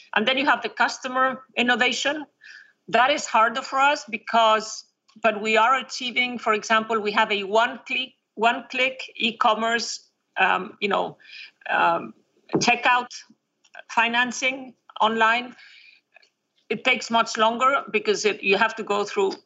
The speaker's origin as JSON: {"language": "English", "region": "a very small town in northern Spain", "country": "Spain", "tie": "born or raised there", "said": "born in, in, a very small town in northern Spain. It's it's on the ocean, so it's um, it's a Celtic area of Spain"}